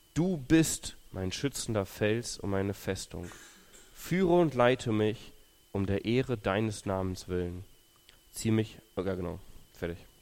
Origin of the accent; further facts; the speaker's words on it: Löhne, North Rhine-Westphalia, Germany; moved away as an adult; also born or lived in Ukraine / Thuringia; now in Ibbenbüren, Germany; ich bin in Ostwestfalen aufgewachsen, also Löhne, Bad Oeynhausen, da die Ecke.